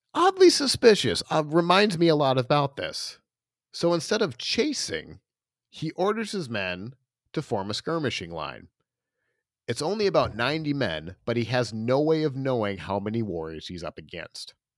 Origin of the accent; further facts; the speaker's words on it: Castlewood, South Dakota, United States; I grew up in Castlewood, South Dakota, which is a town of six hundred people